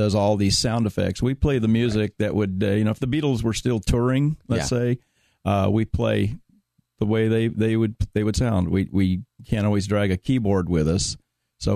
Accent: Dallas, Texas, United States; now in California, United States; I was born and raised in Dallas

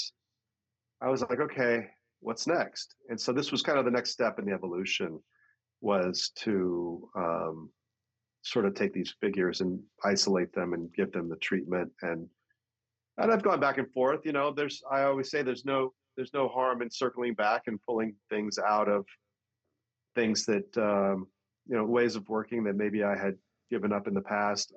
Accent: San Francisco Bay Area, California, United States; growing up in the San Francisco Bay Area in the 60s and 70s

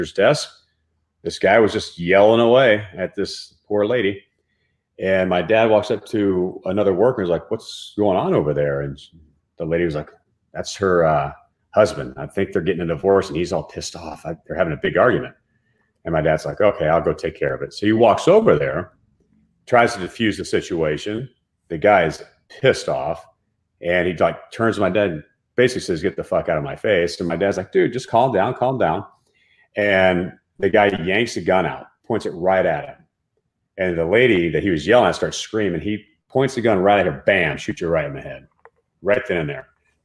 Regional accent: Dallas-Fort Worth area, Texas, United States; I grew up in Texas, right? In the Dallas-Fort Worth area

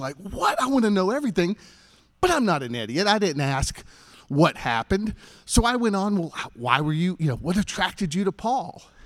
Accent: Greenville, South Carolina, United States; I grew up here in Greenville.

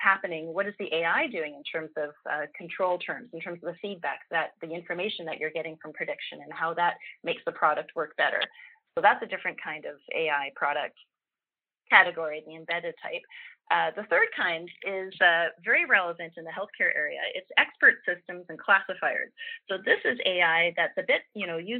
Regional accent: Canada; speaking as a Canadian

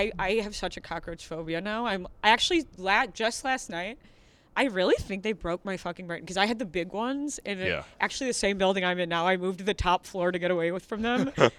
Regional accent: Highland Park, United States; also born or lived in New Zealand; I'm from Highland Park.

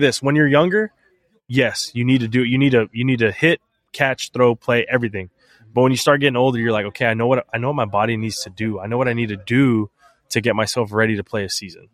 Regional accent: San Antonio, Texas, United States; my hometown X F L football team

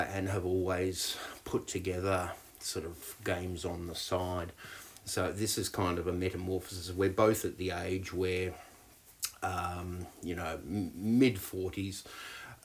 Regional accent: Australia; moved away as an adult; now in New Zealand; I'm Australian. I came to New Zealand when I was in my early 20s.

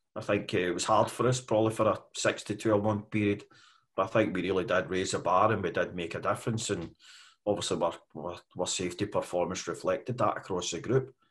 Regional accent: west coast of Scotland, United Kingdom; I come from uh, here on the west coast of Scotland. Uh, I was born and bred there.

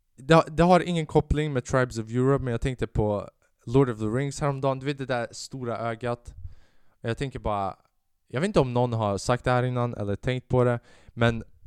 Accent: Sweden; jag är född i Sverige. Jag är alban, men jag har också den svenska kulturen

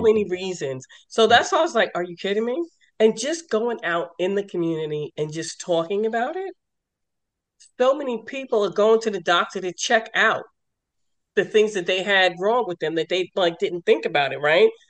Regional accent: New York, United States; also born or lived in Lorton, Virginia; now in Maryland, United States; I'm originally from New York

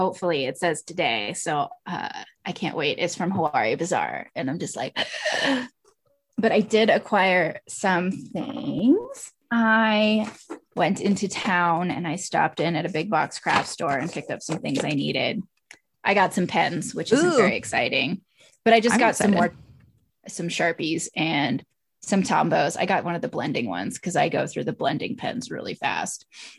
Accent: Houston, Texas, United States; I grew up in Houston and I always really identified more with Latin American and Mexican art growing up because that's the sort of hair I have.

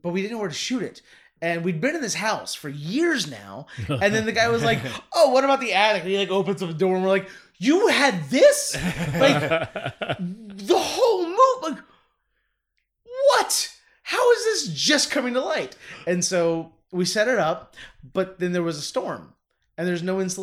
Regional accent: Northern Kentucky, United States; growing up in Northern Kentucky, my generation, I'm 41 years old

